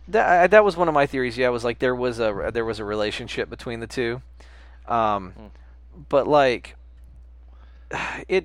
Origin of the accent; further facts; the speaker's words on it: United States; I'm American